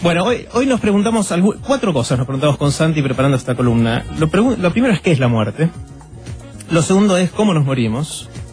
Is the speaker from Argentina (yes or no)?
yes; Argentina; somos unos 40 millones en la Argentina